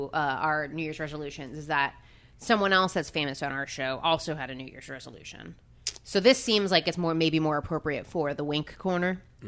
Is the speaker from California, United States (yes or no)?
no; New Jersey, United States; I grew up in New Jersey, which is like known for malls.